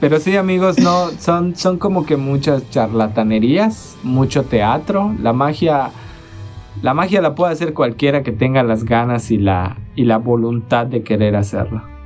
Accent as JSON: {"language": "Spanish", "town": "Hoctún", "region": "Yucatán", "country": "Mexico", "moved": "yes", "said": "yo soy de Hoctun"}